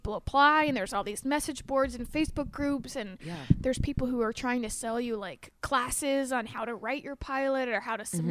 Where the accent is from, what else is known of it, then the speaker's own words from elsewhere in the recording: Greenhills, Ohio, United States; I'm from a very small town called Green Hills.